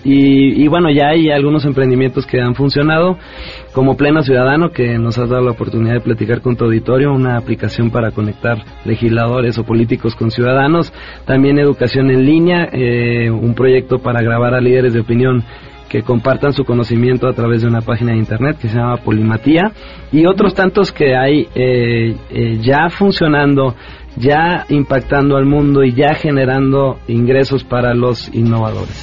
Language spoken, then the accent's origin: Spanish; Mexico